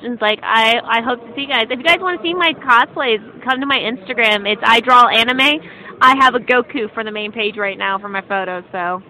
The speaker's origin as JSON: {"language": "English", "town": "Kansas City", "country": "United States", "said": "I'm actually from Kansas City."}